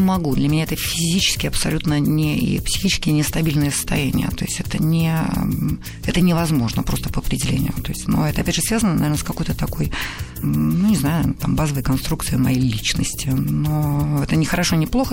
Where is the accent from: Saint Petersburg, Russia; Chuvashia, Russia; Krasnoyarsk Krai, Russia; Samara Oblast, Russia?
Saint Petersburg, Russia; also born or lived in Odessa; город Ленинград, где я жила, росла